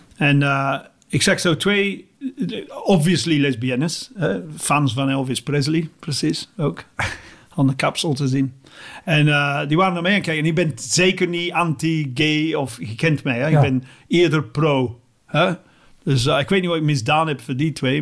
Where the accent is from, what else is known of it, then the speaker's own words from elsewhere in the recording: England, United Kingdom; Dutch is a second language; moved away as an adult; now in Belgium; ik ben Engelsman